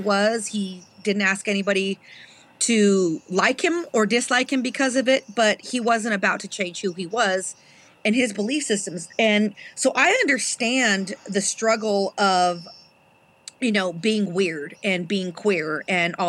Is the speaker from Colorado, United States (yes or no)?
yes; Trinidad, Colorado, United States; I was raised in Trinidad, Colorado